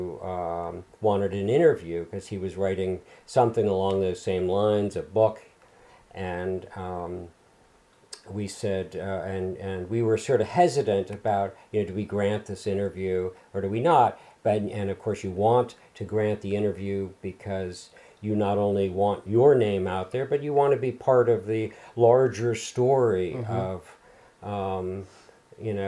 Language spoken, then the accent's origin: English; Long Island, New York, United States; this little town where I grew up on Long Island